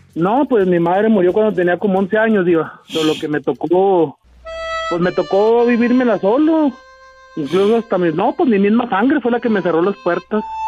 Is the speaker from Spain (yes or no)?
no; Ciudad Juárez, Chihuahua, Mexico; now in Roswell, United States; yo soy nativo y orgullosa, orgulloso de Ciudad Juárez, Chihuahua